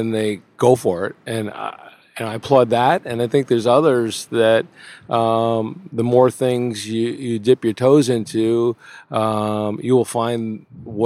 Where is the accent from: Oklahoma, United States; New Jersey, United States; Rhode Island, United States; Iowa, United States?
New Jersey, United States; New Milford; I grew up in New Milford, New Jersey, a suburban New York City town